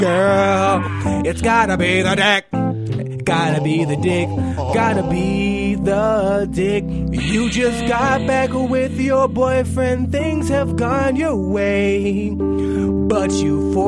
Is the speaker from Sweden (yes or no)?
no; Panama; I'm not even black. I'm Panamanian